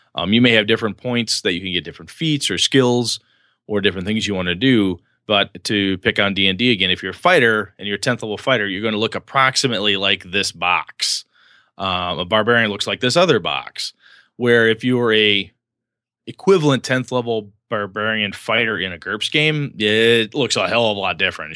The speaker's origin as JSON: {"language": "English", "country": "United States", "said": "I'm an American, German, Polish, and Welsh guy."}